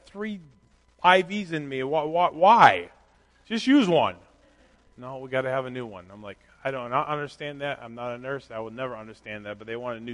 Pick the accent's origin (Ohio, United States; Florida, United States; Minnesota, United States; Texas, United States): Minnesota, United States; I grew up in Minnesota